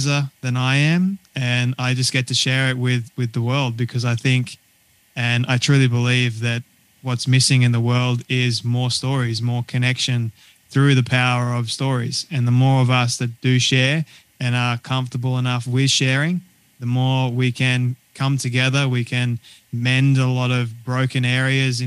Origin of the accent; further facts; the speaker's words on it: Sydney, New South Wales, Australia; moved away as an adult; now in Sunshine Coast, Australia; I was born and raised in Sydney, Australia, and we recently moved to the good old sunny coast in Queensland